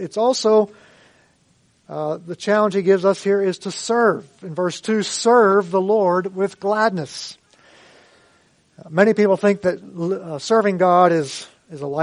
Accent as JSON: {"language": "English", "area": "Mifflin County", "region": "Pennsylvania", "country": "United States", "tie": "born or raised there", "said": "I grew up in the Brethren in Christ Church in Mifflin County"}